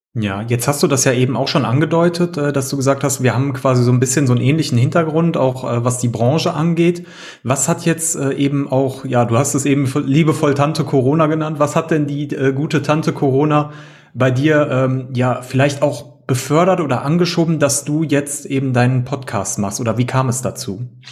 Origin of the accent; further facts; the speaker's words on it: near Düsseldorf-Cologne, North Rhine-Westphalia, Germany; Wir sind äh, Rheinländer, wie man so schön im Rheinland sagt. und äh, wir kommen hier aus der Nähe oder äh, Umgebung Düsseldorf-Köln.